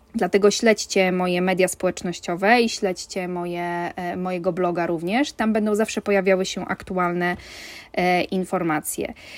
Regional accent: Warmian-Masurian Voivodeship, Poland; ja pochodzę z Warmii, jestem rodowitą Warmianką.

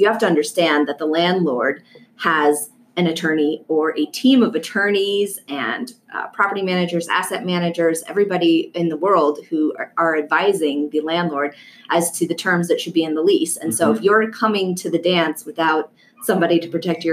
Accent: Colorado, United States; also born or lived in California; I came back to my home state of Colorado.

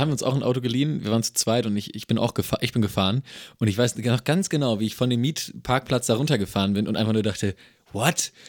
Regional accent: Germany

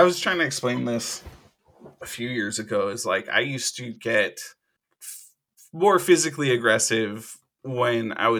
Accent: Hawaii, United States; moved away; back when I grew up in Hawaii

